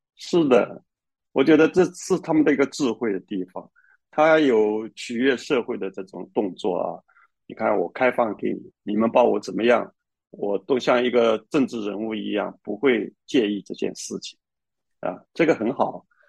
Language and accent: Chinese; China; 我们中国人